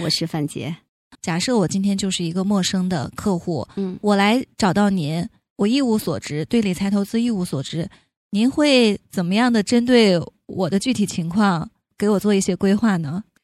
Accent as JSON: {"language": "Chinese", "country": "China", "said": "我们中国人"}